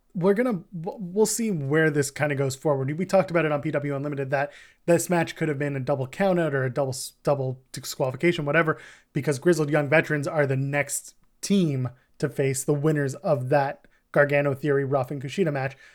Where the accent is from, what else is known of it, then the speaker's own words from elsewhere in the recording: Canada; We're Canadian.